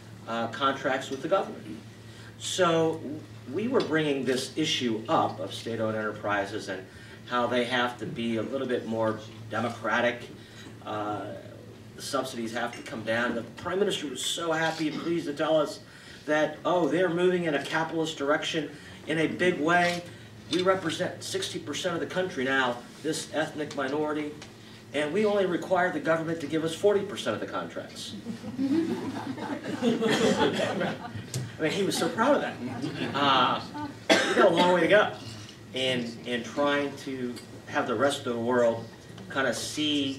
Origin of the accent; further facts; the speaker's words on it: Ohio, United States; I come from Ohio